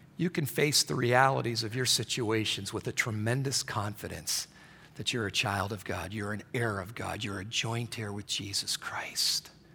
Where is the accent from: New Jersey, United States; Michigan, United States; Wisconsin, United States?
Michigan, United States; I grew up in Michigan